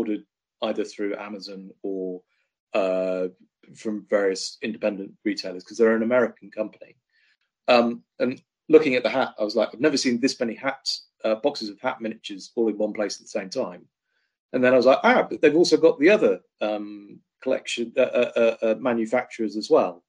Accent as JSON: {"language": "English", "town": "Cheltenham", "region": "South West England", "country": "United Kingdom", "tie": "born or raised there", "moved": "yes", "said": "Cheltenham Model Shop, which I understand is still going, which used to be my hometown. It's still my hometown, but my parents moved away, so I rarely get to go there now."}